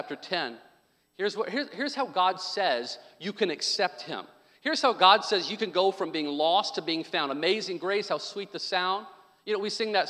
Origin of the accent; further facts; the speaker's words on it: Arkansas, United States; I was born in Arkansas